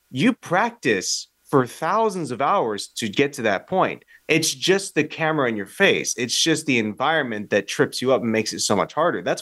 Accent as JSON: {"language": "English", "country": "United States", "said": "I'm as American as it"}